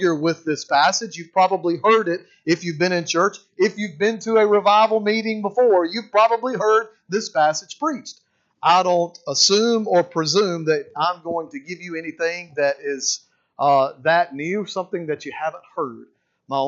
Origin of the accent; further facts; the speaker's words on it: Mississippi, United States; now in Alabama, United States; I'm a Mississippi boy originally. Born and raised in Mississippi